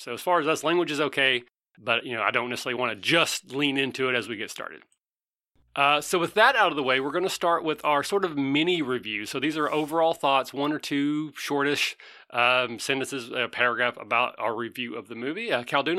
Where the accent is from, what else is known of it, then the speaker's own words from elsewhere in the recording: Kentucky, United States; I am from Kentucky.